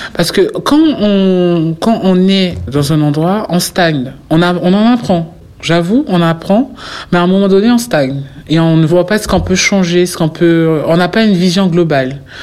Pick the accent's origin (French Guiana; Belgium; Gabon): French Guiana; moved away as an adult; now in Paris, France; Je me suis construit en Guyane, je représente la Guyane.